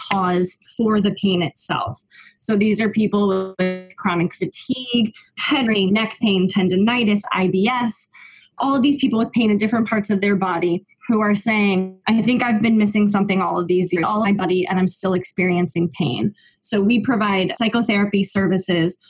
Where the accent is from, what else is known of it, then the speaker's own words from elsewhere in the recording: Simsbury, Connecticut, United States; moved away as an adult; now in Los Angeles, United States; I grew up in a really small town called Simsbury, Connecticut